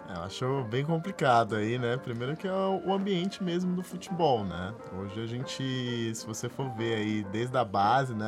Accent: Rio de Janeiro, Brazil; que eu sou do Rio

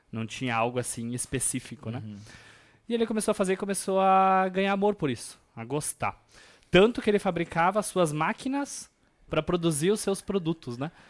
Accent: Chapada, Rio Grande do Sul, Brazil; also born or lived in Nova Boa Vista; eu sou natural de Chapada. Ah, é? Chapada, exatamente. Mas morei em Nova Boa Vista até meus 4 anos de idade.

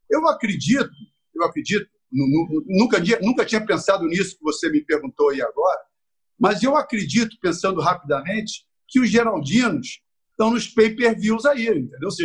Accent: Rio de Janeiro, Brazil; Eu, eu nasci em Campo Grande, morei em Bangu, Jacarepaguá, depois eu fui para Copacabana.

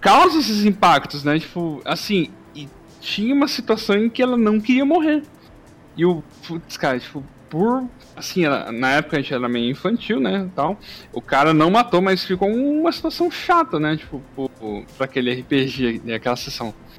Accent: Brazil; nós aqui Brasil

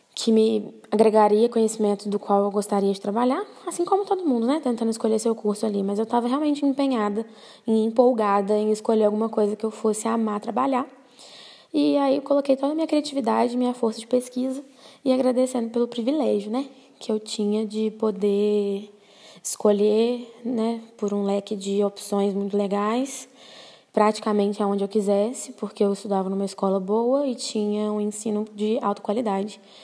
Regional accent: Brazil; sendo brasileira

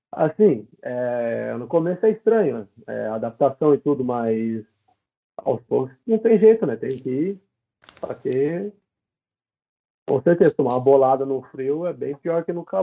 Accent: Sete Barras, São Paulo, Brazil; é eu sou de Sete Barras, mano, no interior de São Paulo.

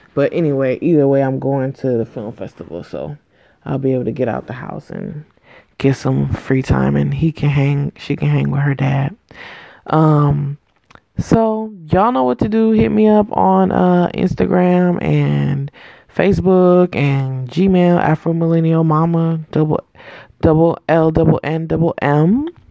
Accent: United States; a Black American, um, you know, descendants of of slaves um, here

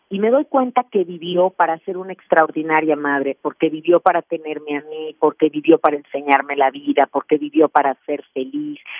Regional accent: Mexico; en mi país, en México

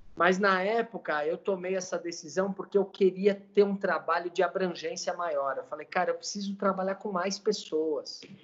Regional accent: Brazil; como cidadão, como brasileiro

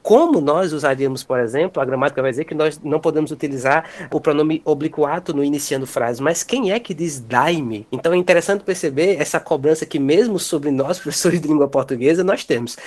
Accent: Brazil; nós enquanto brasileiros

